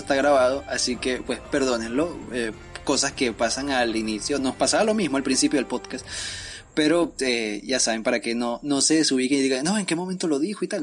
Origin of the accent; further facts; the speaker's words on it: Mariara, Carabobo, Venezuela; Yo soy de Mariara, Estado Carabobo, en Venezuela.